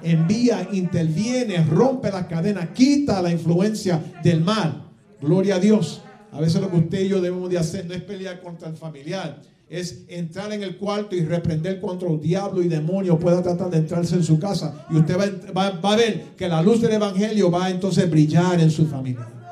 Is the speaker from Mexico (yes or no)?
no; Puerto Rico; now in United States; yo soy bien, bien boricua